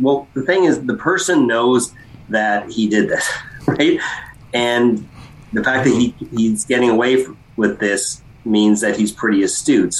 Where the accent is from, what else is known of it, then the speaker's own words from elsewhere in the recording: London, Ontario, Canada; my hometown of London